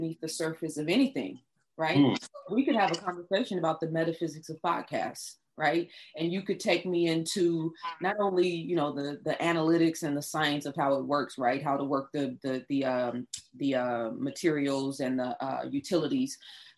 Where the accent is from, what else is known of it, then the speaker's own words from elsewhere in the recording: Oakland, California, United States; when I was growing up in Oakland, California